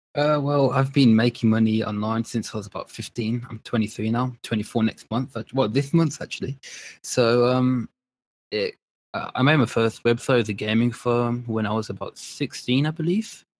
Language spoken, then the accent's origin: English; Birmingham, West Midlands, United Kingdom; also born or lived in London; I was, uh, born in London and then now I was raised in Birmingham in, uh, the U K